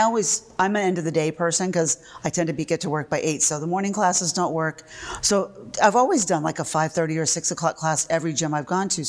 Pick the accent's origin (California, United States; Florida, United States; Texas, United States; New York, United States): Florida, United States; moved away as an adult; also born or lived in British Virgin Islands / Jamaica / New Hampshire; now in Cape Cod, United States; I was born and raised in Florida